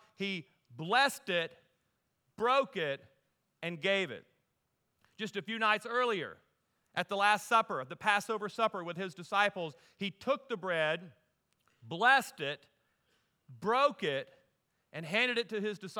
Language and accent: English; Deep South, United States; and I grew up in the Deep South, so what I love about the South, there's always food involved in everything, right?